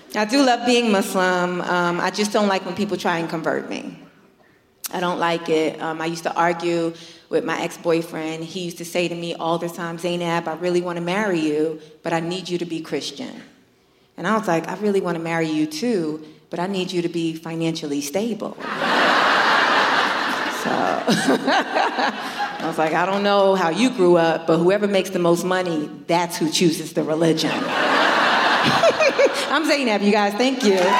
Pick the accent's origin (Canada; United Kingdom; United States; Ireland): United States; New York; I'm born and raised in New York